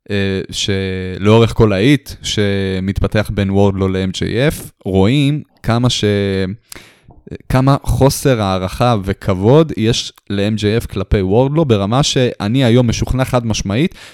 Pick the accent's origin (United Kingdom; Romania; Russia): Romania; אני רומני בתכלס.